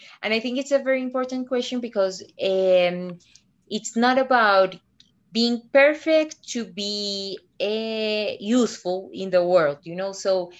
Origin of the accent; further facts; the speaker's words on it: Medellin, Antioquia, Colombia; moved away as an adult; also born or lived in Brazil; I'm from Colombia. I'm from Medellin, but I've lived in Brazil for 10 years. Then last year I went back to Colombia